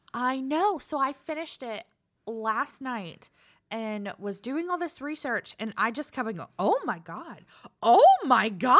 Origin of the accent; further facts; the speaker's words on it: Savannah, Georgia, United States; I was born in Savannah